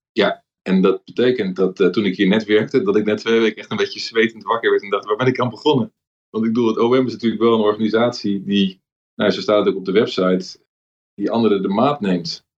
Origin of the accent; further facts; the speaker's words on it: Amsterdam, North Holland, Netherlands; Ik ben in Amsterdam opgegroeid